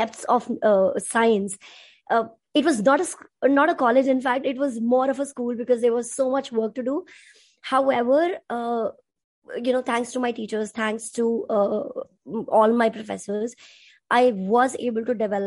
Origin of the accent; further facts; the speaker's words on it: Punjab, India; I'm from India and I am a Punjabi.